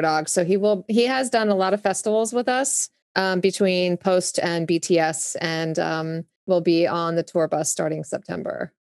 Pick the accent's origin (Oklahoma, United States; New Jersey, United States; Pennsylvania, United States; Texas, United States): New Jersey, United States; accent: Jersey; moved away as an adult; also born or lived in Augusta, Georgia / San Diego / Los Angeles; now in Nashville, United States; Yes, Jersey. I grew up in Jersey